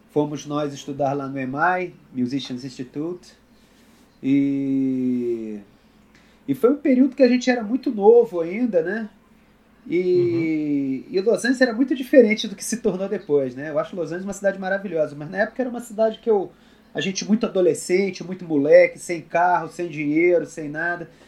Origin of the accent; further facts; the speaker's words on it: Brasília, Federal District, Brazil; also born or lived in Rio de Janeiro; Eu tenho sotaque, mas eu, eu, na verdade, eu sou, eu sou candango completamente.